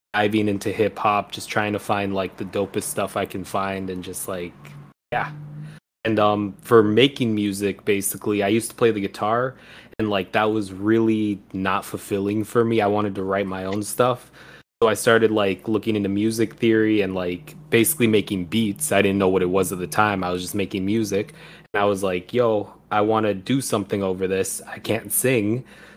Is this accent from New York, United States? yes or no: no; Bay Area, California, United States; I'm from the Bay Area.